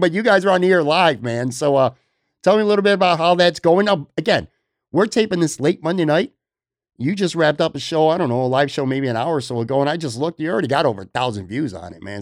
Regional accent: Buffalo, New York, United States; moved away; growing up in Buffalo, I never got to see NBA basketball

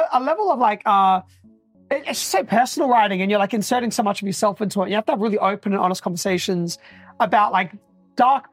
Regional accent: Australia

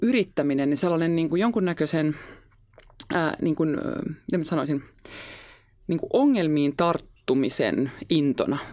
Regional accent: Helsinki, Uusimaa, Finland; Mä oon ihan Helsingistä

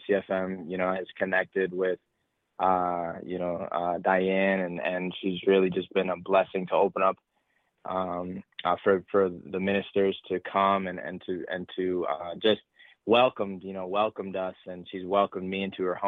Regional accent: north of Boston, Massachusetts, United States; I actually live north of Boston, but I live in Massachusetts. And, you know, I've been here all my life, lived in the same house all my life

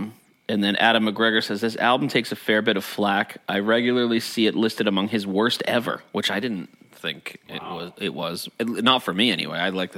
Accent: Australia; Living with War, a good album, but of its time and as an Australian, hard to relate to at times.

